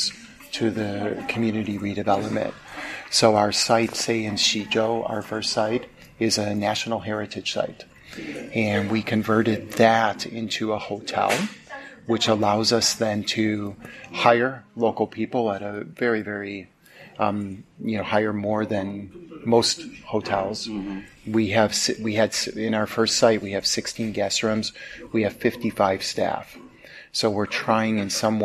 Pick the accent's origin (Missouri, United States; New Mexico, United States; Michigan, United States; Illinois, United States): Illinois, United States; Chicago; moved away as an adult; also born or lived in China; I'm from Chicago, from the States